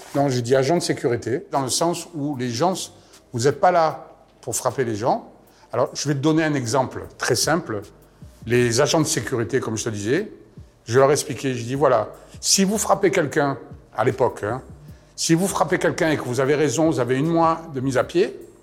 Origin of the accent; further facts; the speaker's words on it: Marseille, Provence-Alpes-Côte d'Azur, France; moved away as an adult; je suis parti de Marseille